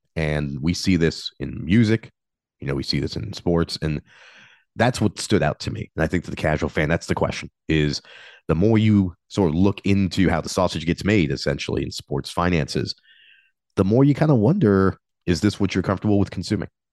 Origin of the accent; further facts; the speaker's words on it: United States; I'm an American